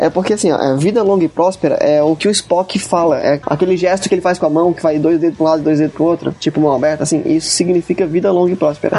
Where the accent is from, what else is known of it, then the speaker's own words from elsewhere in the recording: Florianópolis, Santa Catarina, Brazil; eu sou de Florianópolis